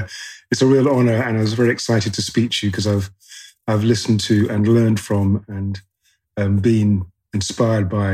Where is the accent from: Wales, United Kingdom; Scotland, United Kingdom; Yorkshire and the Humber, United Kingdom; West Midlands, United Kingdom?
West Midlands, United Kingdom; Coventry; I was born in the Midlands. I was born in Coventry, which is a small town in the UK